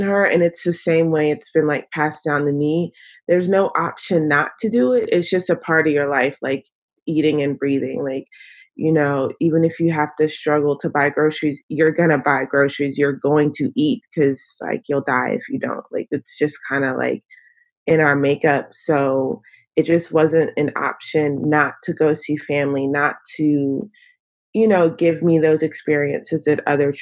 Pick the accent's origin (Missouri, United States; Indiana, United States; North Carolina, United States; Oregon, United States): North Carolina, United States; Northeast; moved away; I am dialing in from North Carolina. It's where I'm from. It's where I've moved back to recently